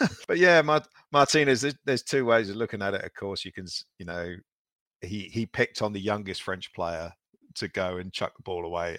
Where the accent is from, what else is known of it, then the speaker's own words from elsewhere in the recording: England, United Kingdom; we're English